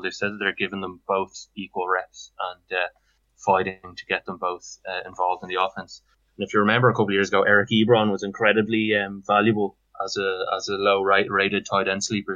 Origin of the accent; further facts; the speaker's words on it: Dublin, Leinster, Ireland; I'm from Cloney in Dublin. Um, uh, I live in Shankill in Dublin at the moment, and uh, yeah, I'm basically uh, been uh, living here all my life